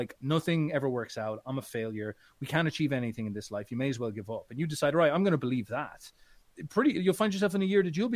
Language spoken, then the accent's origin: English; Midlands, Ireland; I'm from Ireland